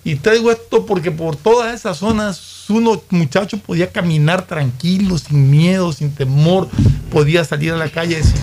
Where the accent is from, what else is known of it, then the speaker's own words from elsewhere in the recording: Guayaquil, Guayas, Ecuador; Yo de, de chico vivía en Rocafuerte y Tomás Martínez.